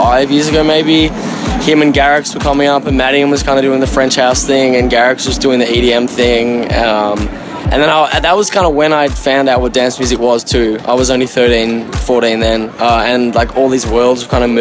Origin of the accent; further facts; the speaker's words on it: Melbourne, Victoria, Australia; I'm from Melbourne. I'm a fellow Aussie